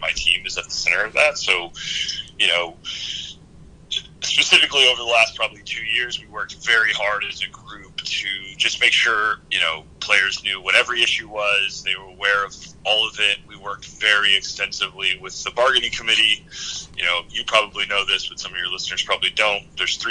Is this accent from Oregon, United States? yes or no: yes; Oregon, United States; moved away as an adult; also born or lived in Seattle; growing up in Oregon